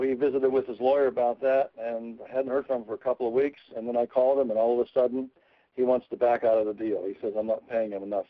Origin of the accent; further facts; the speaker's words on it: Pennsylvania, United States; I'm from Pennsylvania